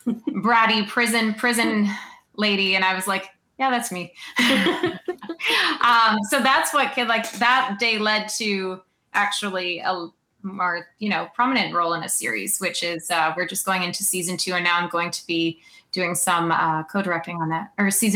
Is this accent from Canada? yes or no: yes; Sault Ste. Marie, Ontario, Canada; moved away as an adult; it's small to me because I grew up here, and everyone knows everyone's business.